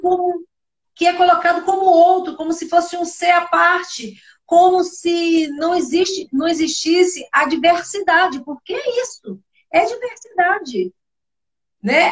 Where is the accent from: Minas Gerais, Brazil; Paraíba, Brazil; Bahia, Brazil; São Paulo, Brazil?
Bahia, Brazil; eu sou baiana